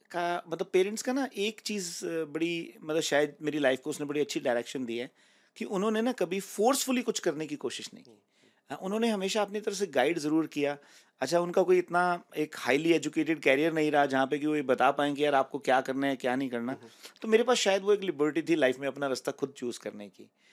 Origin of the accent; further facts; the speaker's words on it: Rohtak, Haryana, India; moved away as an adult; now in Canada; मैं बेसिकली रोहतक से बिलोंग करता हूँ it's an it's city in Haryana